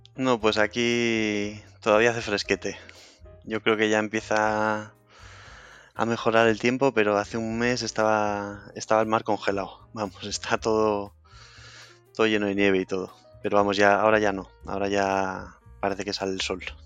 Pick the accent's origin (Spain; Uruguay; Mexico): Spain; Cantabria; moved away; also born or lived in Madrid; como estaba en Madrid y soy de Cantabria